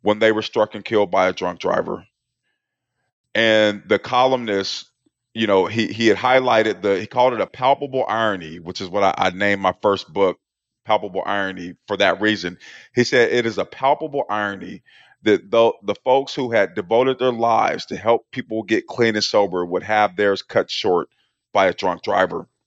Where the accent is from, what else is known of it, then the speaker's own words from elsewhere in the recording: Portland, Oregon, United States; I grew up in Portland, Oregon in the eighties